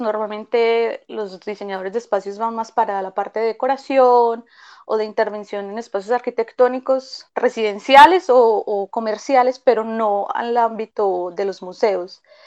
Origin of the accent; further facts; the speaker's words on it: Medellín, Antioquia, Colombia; moved away as an adult; now in Belo Horizonte, Brazil; nací en Medellín, viví allí toda mi vida